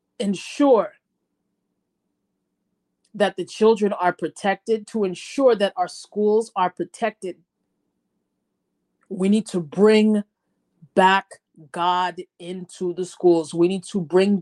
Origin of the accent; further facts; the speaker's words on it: United States; growing up in America